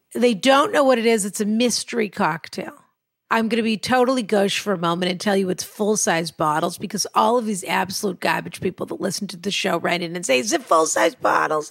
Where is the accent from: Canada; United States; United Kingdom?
United States; Massachusetts; I'm from Massachusetts